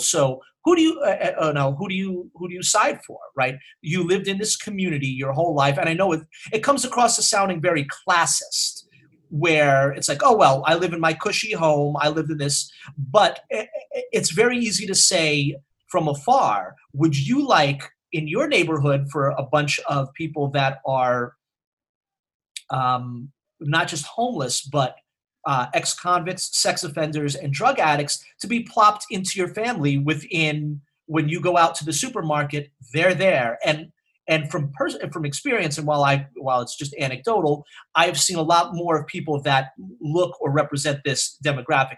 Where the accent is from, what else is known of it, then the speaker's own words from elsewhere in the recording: New York City, New York, United States; the neighborhood where Ryan and I grew up on the Upper West Side.